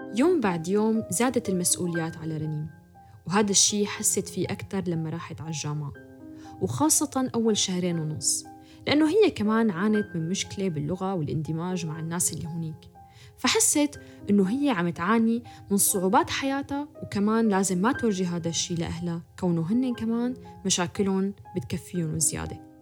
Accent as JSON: {"language": "Arabic", "country": "Syria", "moved": "yes", "said": "نحن كشباب سوري"}